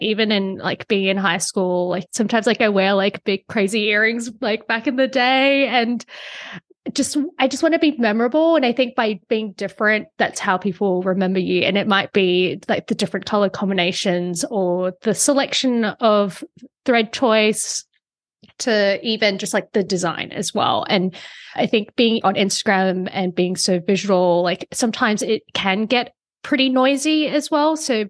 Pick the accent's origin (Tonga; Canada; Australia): Australia; moved away as an adult; now in New York City, United States; I'm actually originally from Australia, but I'm currently living in New York City. So I got married to an American.